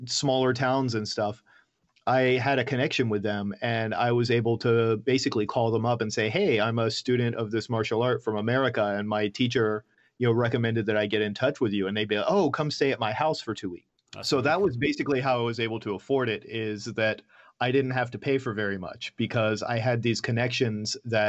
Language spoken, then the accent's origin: English; Atlanta, Georgia, United States; moved away as an adult; also born or lived in Osaka, Japan; I grew up in Atlanta, in Georgia